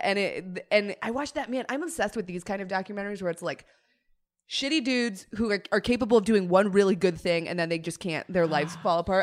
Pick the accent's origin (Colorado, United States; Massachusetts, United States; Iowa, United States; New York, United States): Colorado, United States; growing up in Colorado around Broncos culture